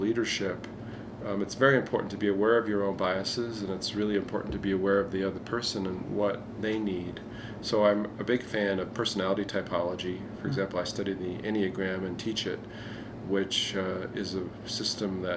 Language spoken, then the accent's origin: English; Southeast Pennsylvania, United States; Growing up in Southeast Pennsylvania